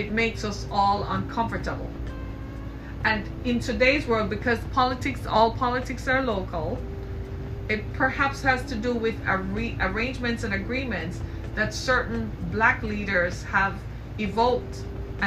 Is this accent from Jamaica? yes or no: yes; Jamaica; I grew up in the British Caribbean in Jamaica